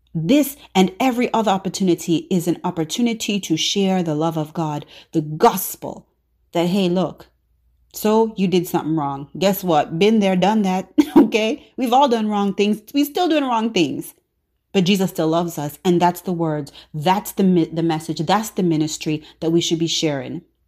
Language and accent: English; Jamaica; sometimes patois, you know, I'm Jamaican, so sometimes patois.